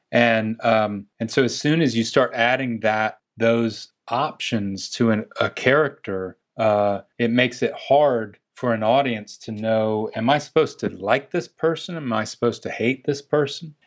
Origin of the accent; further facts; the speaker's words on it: Chapel Hill, North Carolina, United States; accent: Southern; moved away; I'm from North Carolina